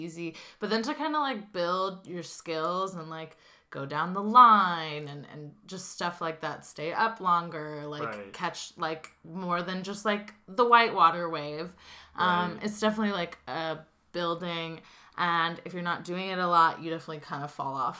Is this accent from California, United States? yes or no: yes; Santa Cruz, California, United States; What's wild is I feel like there are so many people who come in during summertime, and to them, Santa Cruz is, like, this beach paradise.